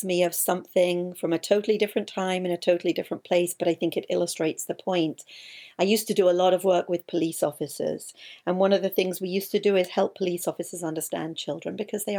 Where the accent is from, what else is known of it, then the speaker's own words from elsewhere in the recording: England, United Kingdom; I'm English